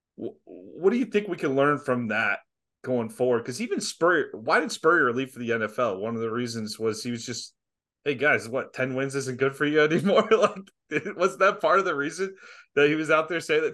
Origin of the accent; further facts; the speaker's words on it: Jacksonville, Florida, United States; I grew up in Jacksonville